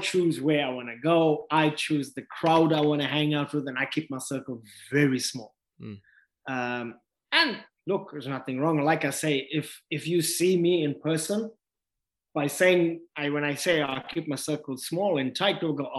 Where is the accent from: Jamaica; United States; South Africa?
South Africa; now in New Zealand; growing up in South Africa